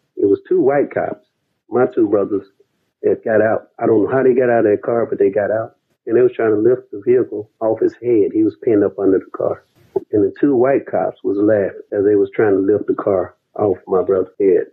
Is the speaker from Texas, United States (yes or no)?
yes; Dallas, Texas, United States; also born or lived in Southfield, Michigan; now in Atlanta, United States; I'm from Dallas, Texas